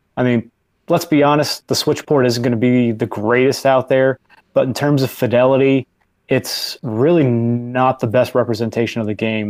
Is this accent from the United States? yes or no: yes; New York, United States; I'm a New Yorker and I love my New York environment